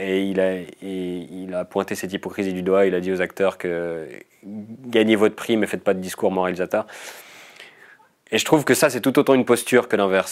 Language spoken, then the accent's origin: French; Vaud, Switzerland; je viens du canton de Vaud